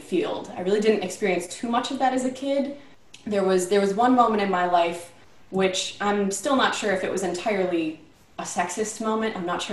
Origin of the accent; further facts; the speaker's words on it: Rochester, New York, United States; also born or lived in Cincinnati, Ohio; I grew up in Rochester, New York